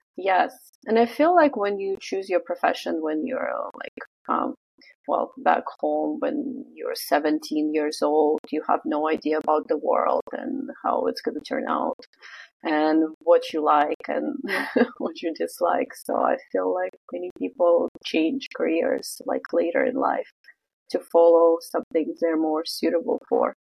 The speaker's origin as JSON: {"language": "English", "town": "Vladivostok", "region": "Primorsky Krai", "country": "Russia", "tie": "born or raised there", "also_born_or_lived": "Canada", "moved": "as an adult", "lives_now": "Vancouver, Canada", "said": "I'm originally from Russia. I'm um, from a city called Vladivostok or Vladivostok in Russian. So it's Russian Far East."}